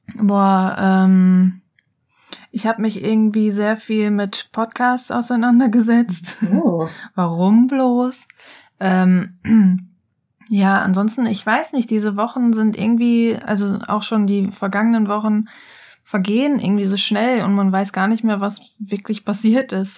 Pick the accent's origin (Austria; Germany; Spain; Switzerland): Germany; bei uns in Deutschland